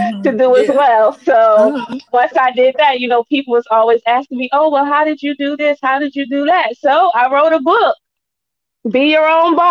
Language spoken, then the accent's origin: English; New Jersey, United States; now in Delaware, United States; I'm from Jersey originally, but now I'm planting my good old roots in the state of Delaware